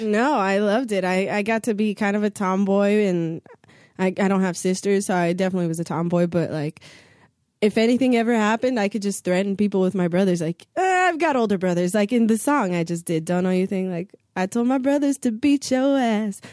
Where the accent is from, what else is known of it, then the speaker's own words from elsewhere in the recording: Santa Monica, California, United States; I went to Santa Monica High School, I went to John Adams Middle School, I went to John Muir Elementary School